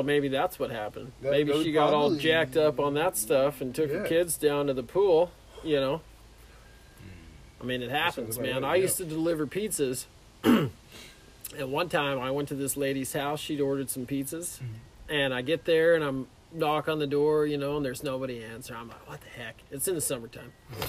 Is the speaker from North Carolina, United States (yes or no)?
no; Clark County, Washington, United States; moved away; also born or lived in California; Yeah, I was born in California, and I moved to the Vancouver Clark County really is where we lived. Okay. I moved there in 1992, and it was like Battleground was like 2,000 people when we moved there.